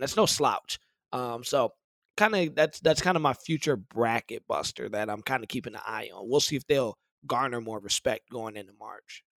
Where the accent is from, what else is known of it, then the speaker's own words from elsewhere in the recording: Detroit, Michigan, United States; me growing up in Detroit.